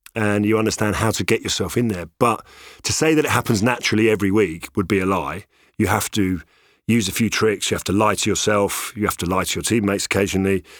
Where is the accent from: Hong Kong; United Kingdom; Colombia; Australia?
United Kingdom; London; I'm born and bred in London, uh, even though I've got, you know, lots of roots in, uh, in Ireland and Italy